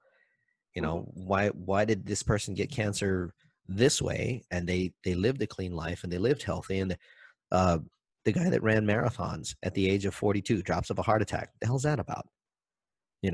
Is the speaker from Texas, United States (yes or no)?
no; Maui, Hawaii, United States; I'm from Maui, so from Lahaina all the way out to Kapalua